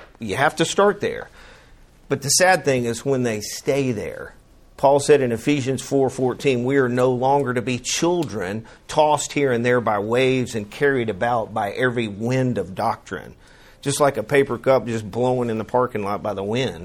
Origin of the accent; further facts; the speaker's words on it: Chattanooga, Tennessee, United States; also born or lived in Montgomery, Alabama; now in Birmingham, United States; I grew up in Chattanooga, Tennessee